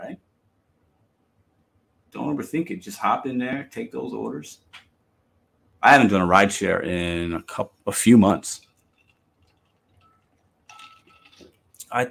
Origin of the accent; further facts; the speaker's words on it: Chicago, Illinois, United States; I'm from Chicago